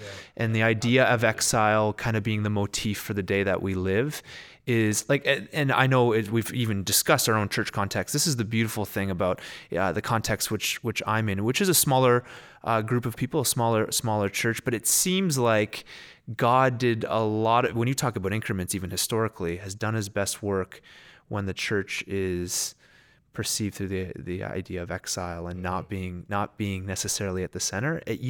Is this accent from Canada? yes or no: yes; Canada; I mean, obviously we're Canadian, but there's a whole culture in the States that has Christianity as its worldview